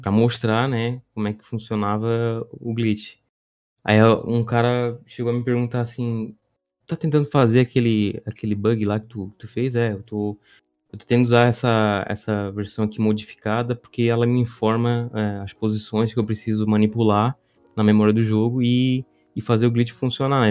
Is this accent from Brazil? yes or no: yes; Santa Catarina, Brazil; eu sou de Santa Catarina